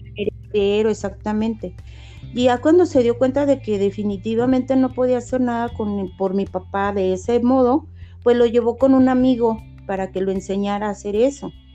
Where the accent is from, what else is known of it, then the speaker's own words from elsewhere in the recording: Guadalajara, Jalisco, Mexico; also born or lived in San Francisco del Rincón, Guanajuato; mis papás se vinieron a Guadalajara entonces toda mi vida he vivido aquí en Guadalajara